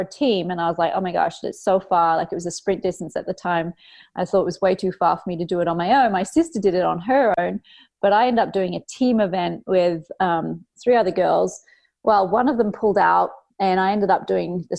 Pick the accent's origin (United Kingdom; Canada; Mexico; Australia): Australia; Cairns, Queensland; I grew up at school in Cairns in North Queensland, Australia